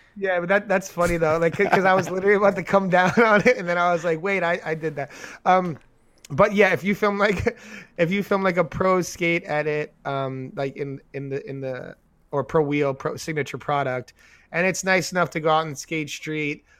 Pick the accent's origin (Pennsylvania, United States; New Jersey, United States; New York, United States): New York, United States; we're from New York